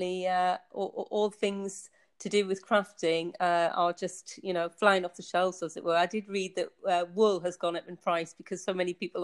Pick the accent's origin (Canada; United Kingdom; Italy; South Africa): United Kingdom; Tynemouth, North East England; moved away as an adult; also born or lived in United States / Bedfordshire, England; now in Basel, Switzerland; you can maybe be able to tell from my accent. I was born in the northeast of England. I grew up in a seaside town called Tynemouth, quite a built up in the Victorian times, so it's got quite a lot of history to it.